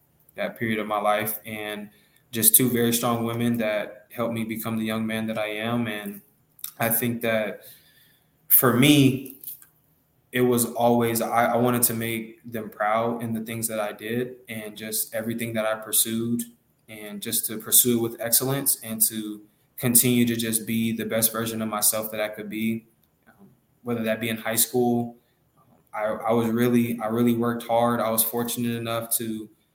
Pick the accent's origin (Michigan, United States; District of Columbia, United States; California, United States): California, United States; Los Angeles; moved away as an adult; I grew up in Los Angeles, California, and I was raised in South Central Los Angeles, California.